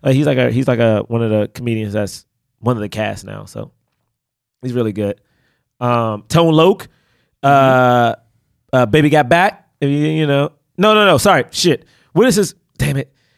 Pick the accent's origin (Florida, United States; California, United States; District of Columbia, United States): District of Columbia, United States; Washington; moved away; I grew up in Southeast DC